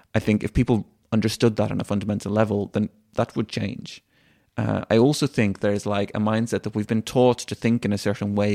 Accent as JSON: {"language": "English", "country": "Sweden", "tie": "born or raised there", "also_born_or_lived": "Dublin, Ireland", "said": "I was born in Sweden, and I've lived my whole life in Sweden with, aside from the one year, um, we lived in Dublin."}